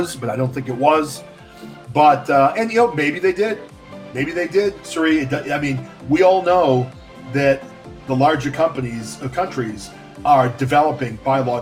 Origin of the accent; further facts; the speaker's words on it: about an hour west of Boston, Massachusetts, United States; I am from Massachusetts, about an hour west of Boston